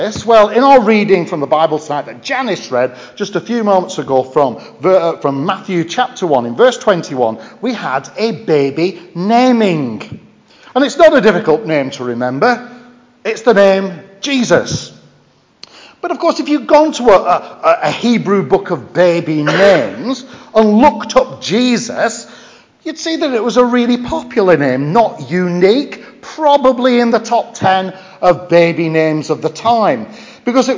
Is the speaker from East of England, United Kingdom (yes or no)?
no; Lancashire, North West England, United Kingdom; accent: Lancashire; now in Stafford, United Kingdom; my Lancashire accent.